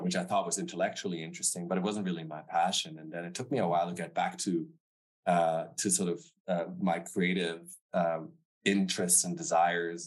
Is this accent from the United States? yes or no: no; Stuttgart, Baden-Württemberg, Germany; also born or lived in Frankfurt; I was born and raised in Germany, in the southern part of Germany. So, I born near Frankfurt. I grew up in Stuttgart